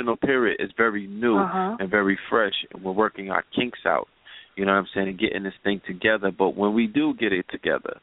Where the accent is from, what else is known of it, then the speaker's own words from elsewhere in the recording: New York City, New York, United States; we were raised in Bed-Stuy, but we were raised in Flatbush